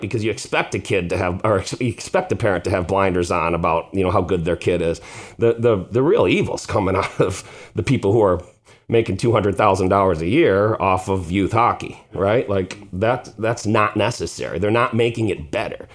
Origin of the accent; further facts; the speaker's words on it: Chicago, Illinois, United States; we grew up on the South Side here in Beverly